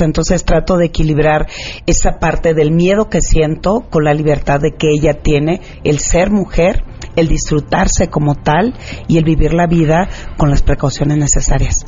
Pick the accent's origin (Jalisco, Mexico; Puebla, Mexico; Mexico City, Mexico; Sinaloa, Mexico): Sinaloa, Mexico; Culiacán; en Sinaloa, que soy de Culiacán